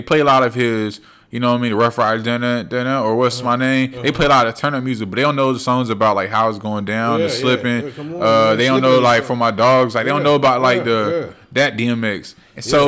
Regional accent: North Carolina, United States; I'm from North Carolina

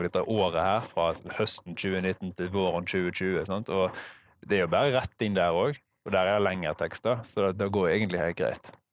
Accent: Norway; Jeg er norsk, og så har jeg engelsk som fag to.

